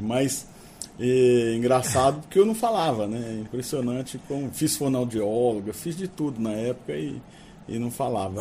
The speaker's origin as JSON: {"language": "Portuguese", "town": "Campo Grande", "region": "Mato Grosso do Sul", "country": "Brazil", "tie": "born or raised there", "also_born_or_lived": "Bonito", "said": "eu sou daqui de Campo Grande, meu pai era médico aqui há, há muito tempo atrás, minha mãe é daqui também"}